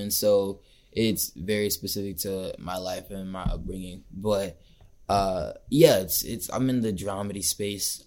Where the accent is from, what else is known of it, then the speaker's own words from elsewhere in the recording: Marietta, Georgia, United States; I grew up in Marietta.